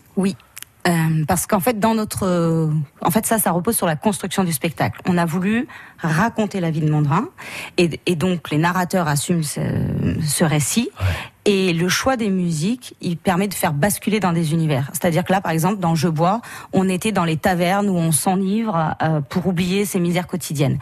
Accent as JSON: {"language": "French", "town": "Saint-Étienne-de-Saint-Geoirs", "region": "Auvergne-Rhône-Alpes", "country": "France", "said": "à l'origine, on est de Saint-Étienne-de-Saint-Joire"}